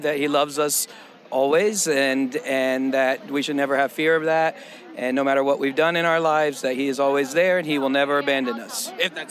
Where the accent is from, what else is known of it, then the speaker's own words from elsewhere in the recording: Russellville, Alabama, United States; I'm from Birmingham, Alabama. Russellville, specifically. Russellville, up in the northwest corner of Alabama